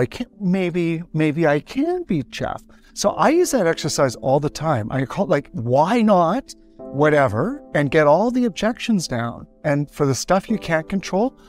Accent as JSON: {"language": "English", "country": "Canada", "said": "I'm Canadian"}